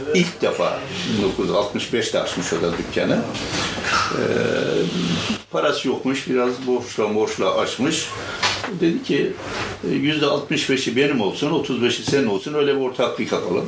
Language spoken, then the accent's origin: Turkish; Kılıçkaya, Artvin, Turkey; now in Istanbul, Turkey; memleketimiz Artvin. Artvin, Yusufeli. Yusufeli'nin Kılıçkaya diye bir kazası var. Eski ismi Ersiz, sonra Kılıçkaya yapmışlar. Kılıçkaya'da doğduk, orada büyüdük.